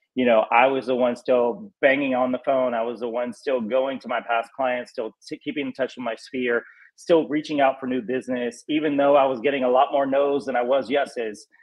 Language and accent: English; North Carolina, United States; moved away as an adult; now in Los Angeles, United States; I just grew up in southern. You know, I'm from North Carolina.